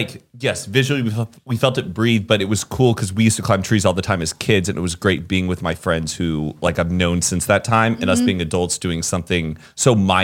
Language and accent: English; Texas, United States; I'm from Texas.